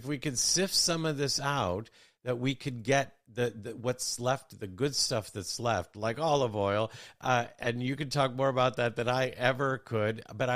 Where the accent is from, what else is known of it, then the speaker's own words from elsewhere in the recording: United States; growing up in America